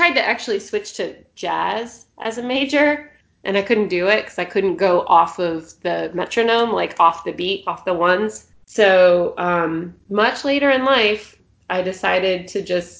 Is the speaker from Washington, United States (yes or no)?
no; Richmond, Virginia, United States; moved away; I'm from Richmond